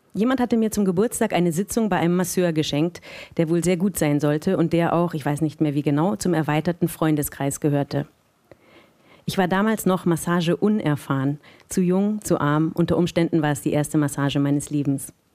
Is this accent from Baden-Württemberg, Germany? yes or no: no; Munich, Bavaria, Germany; moved away; ich bin aus München eigentlich